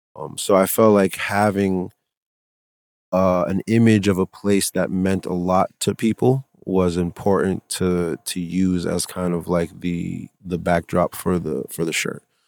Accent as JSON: {"language": "English", "town": "Providence", "region": "Rhode Island", "country": "United States", "tie": "born or raised there", "said": "growing up in Providence"}